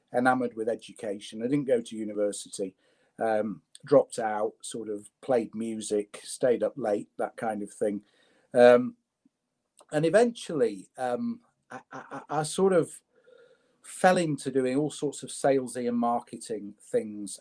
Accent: Leeds, Yorkshire and the Humber, United Kingdom; I was born in Leeds. I was born in my in my in my late grandmother's bedroom in in in Chapel Town

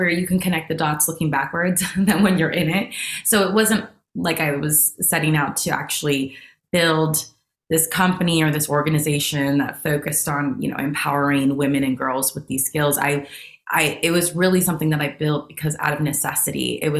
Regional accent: San Jose, California, United States; because I'm from the Bay Area. I grew up in San Jose, California.

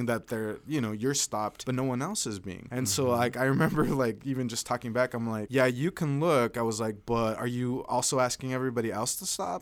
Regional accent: Caldwell, Idaho, United States; I'm from Southern Idaho, but I'm from Caldwell, so it's one of the suburbs of Boise

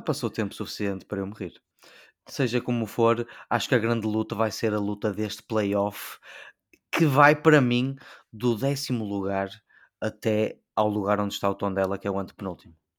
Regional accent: Portugal; enquanto portugueses

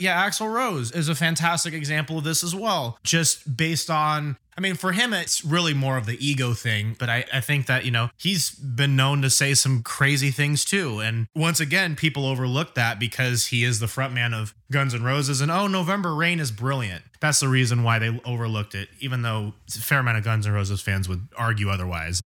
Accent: England, United Kingdom; me being English

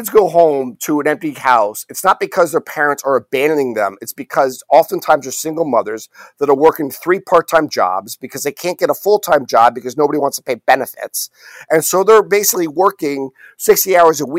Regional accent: Allentown, Pennsylvania, United States; moved away as an adult; also born or lived in Syracuse; I'd rather have moved home, made a difference in my hometown

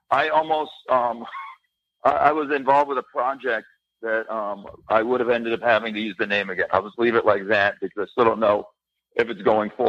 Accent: Las Vegas, Nevada, United States; my hometown gig in Vegas.

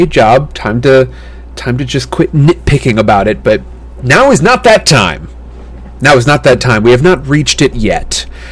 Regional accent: Midwest, United States; moved away; my hometown back in the Midwest

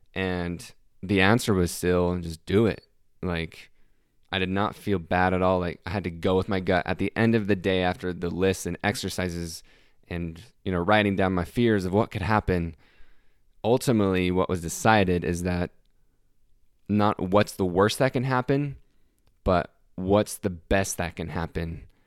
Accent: Salt Lake City, Utah, United States; moved away as an adult; now in Greenville, United States; I'm moving away from Salt Lake City, Utah, where I was born and have lived my entire life.

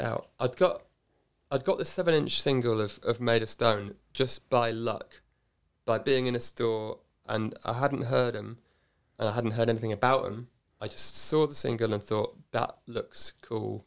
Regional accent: Oxford, South East England, United Kingdom; also born or lived in Cardiff, Wales; I grew up in a suburb called Headington.

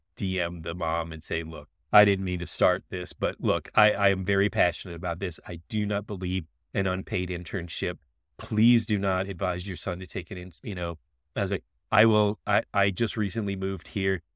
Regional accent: Florida, United States; I grew up in Florida

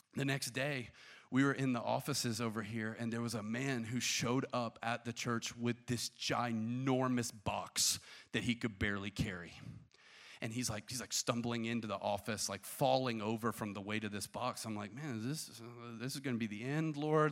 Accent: the Bible Belt, United States; I grew up in the Bible Belt

